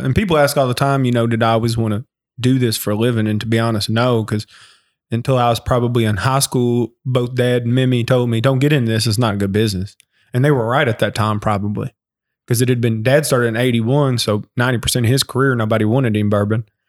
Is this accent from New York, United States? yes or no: no; Lawrenceburg, Kentucky, United States; also born or lived in Austin, Texas; I loved growing up in Anderson County.